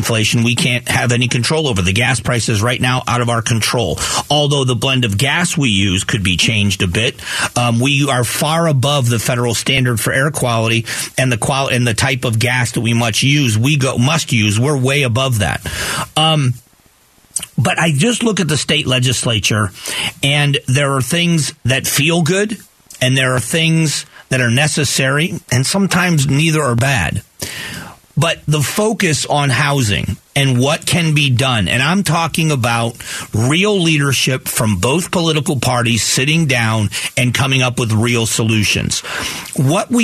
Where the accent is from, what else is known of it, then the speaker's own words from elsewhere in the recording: Fort Myers, Florida, United States; now in Arizona, United States; I grew up in Southwest Florida